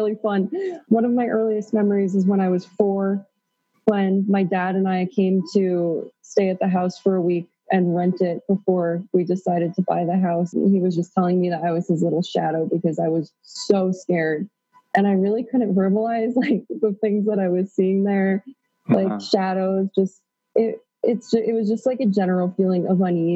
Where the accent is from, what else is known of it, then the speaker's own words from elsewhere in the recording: rural Pennsylvania, United States; also born or lived in Queens, New York; now in Peru; I was born in Queens, New York, and my parents decided to move to rural Pennsylvania when I was four